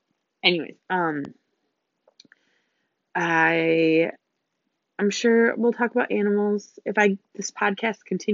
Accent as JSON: {"language": "English", "country": "United States", "also_born_or_lived": "Germany", "said": "I am an American"}